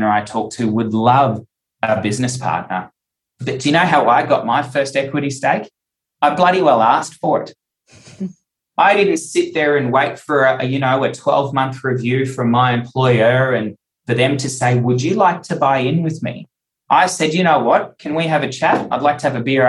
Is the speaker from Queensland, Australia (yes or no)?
yes; Cairns, Queensland, Australia; moved away as an adult; also born or lived in Townsville / Newcastle; I had to move to Townsville to become a pharmacist. We moved to Newcastle and worked there to get experience. And then we ended up back in Cairns